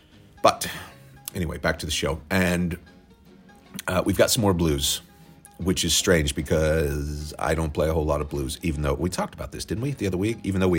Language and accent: English; Oklahoma, United States; also born or lived in Texas; growing up in Oklahoma, I wanted to get as far away from it as possible.